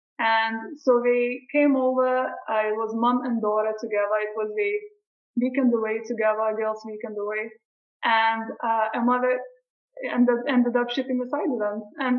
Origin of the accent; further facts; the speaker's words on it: Brighton, South East England, United Kingdom; once when I played in Brighton, back to my hometown where I was studying, we had a live event there